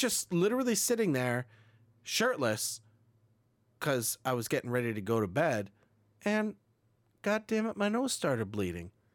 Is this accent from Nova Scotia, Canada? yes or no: no; Burlington, Ontario, Canada; my hometown in Burlington, Ontario